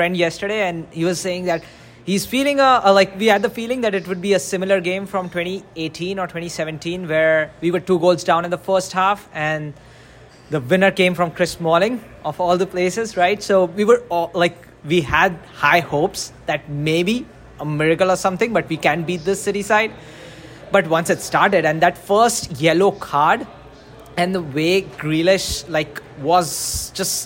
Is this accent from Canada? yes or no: no; India; moved away as an adult; now in Chicago, United States; I'm originally from India, but right now, like, I've been in Chicago for the last 8 years